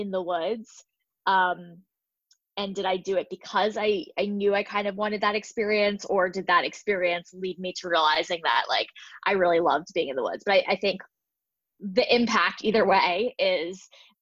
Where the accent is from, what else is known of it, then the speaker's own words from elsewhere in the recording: New Jersey, United States; I am from New Jersey and I grew up in the suburbs